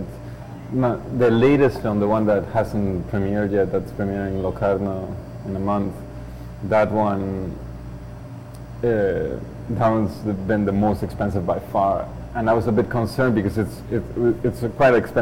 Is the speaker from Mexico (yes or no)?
yes; Mexico; moved away as an adult; now in Canada; I'm Mexican and I'm Canadian